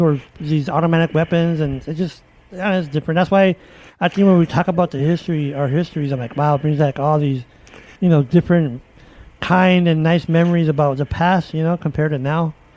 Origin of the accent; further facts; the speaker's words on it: Chicago, Illinois, United States; where I grew up in the East our Austin area, Austin High School